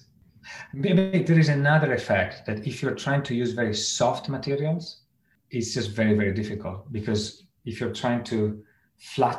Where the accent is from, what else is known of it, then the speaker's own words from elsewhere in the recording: Italy; moved away; I come from Italy